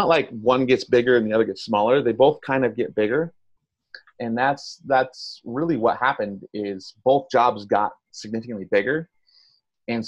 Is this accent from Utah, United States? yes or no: yes; Moab, Utah, United States; I grew up in Moab, Utah, which is a little town in southeastern Utah